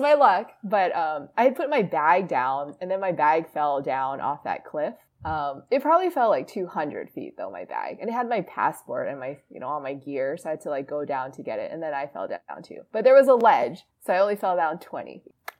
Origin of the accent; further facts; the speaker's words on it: Hawaii, United States; I'm from Hawaii